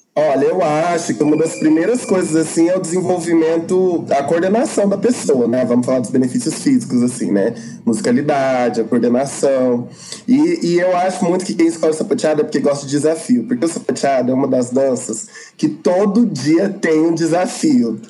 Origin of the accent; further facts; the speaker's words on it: Araguari, Minas Gerais, Brazil; moved away as an adult; now in Uberlândia, Brazil; sou de Araguari, agora moro em Berlândia